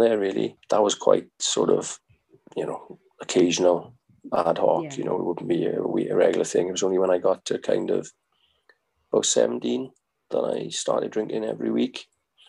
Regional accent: Merthyr Tydfil, Wales, United Kingdom; my hometown in Merthyr.

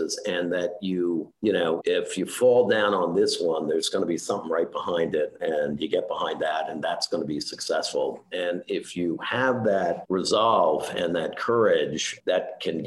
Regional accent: New York City, New York, United States; also born or lived in Scarsdale, New York; I grew up in Queens, and my dad had us move to Scarsdale in Westchester for the good school systems

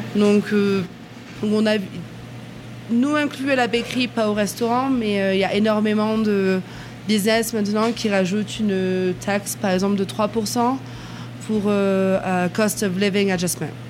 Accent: France; now in United States; en tant que français

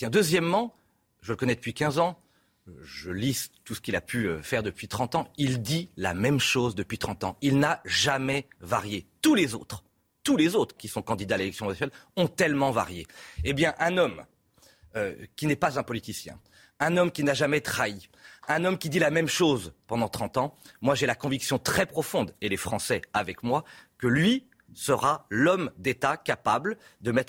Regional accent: Centre-Val de Loire, France; chez moi dans le Loir-et-Cher en particulier

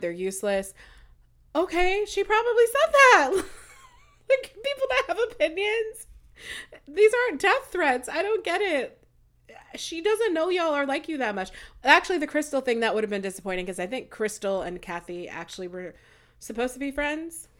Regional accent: United States; also born or lived in Nigeria; I'm American and Nigerian.

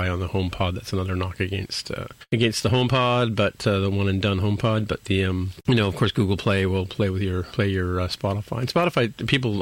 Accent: Canada; I'm a Canadian.

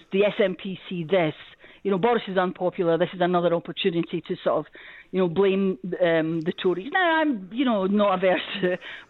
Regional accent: Glasgow, Scotland, United Kingdom; also born or lived in Aberdeen; now in Edinburgh, United Kingdom; born and brought up in Glasgow, moved to Aberdeen, now has lived in Edinburgh for several years and represents Edinburgh. I've lived in all different parts of Scotland.

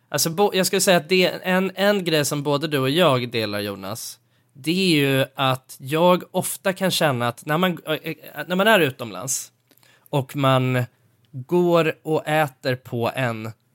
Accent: Sweden; jag är svensk

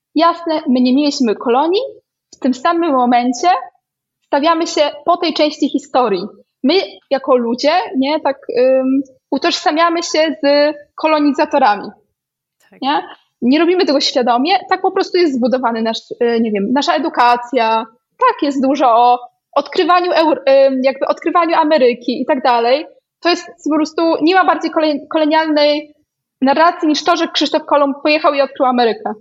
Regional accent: Białystok, Podlaskie Voivodeship, Poland; moved away; ja pochodzę z Białego Stoku

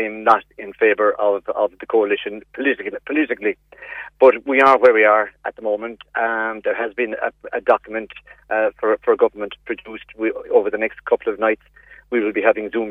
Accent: Golden Vale area, Munster, Ireland; We come from the Golden Vale area.

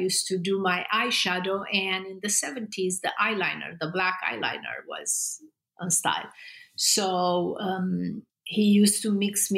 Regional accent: Constanța, Romania; moved away as an adult; I grew up in Romania in a communist regime.

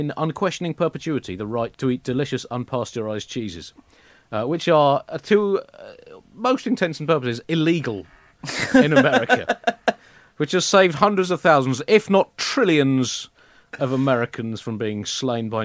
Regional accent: United Kingdom; as a British person

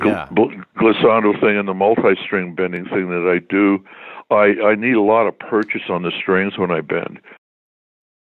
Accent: Toronto, Ontario, Canada; moved away as an adult; also born or lived in Detroit, Michigan, United States / Montreal, Quebec, Canada / United States / Calgary, Alberta, Canada; I was born in Detroit, but my parents moved to Toronto when I was like five

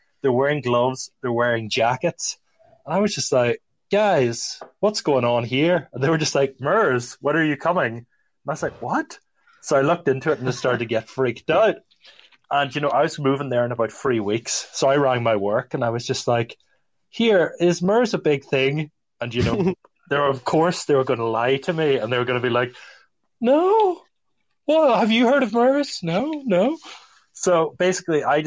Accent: Northern Ireland, United Kingdom; I'm from Northern Ireland, which would be part of the UK

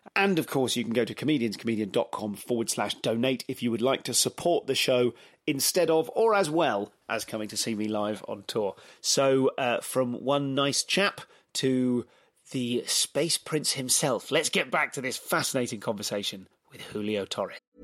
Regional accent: England, United Kingdom; I'm so English

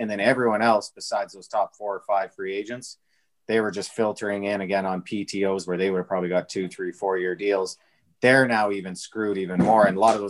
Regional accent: Alberta, Canada; I'm from Alberta.

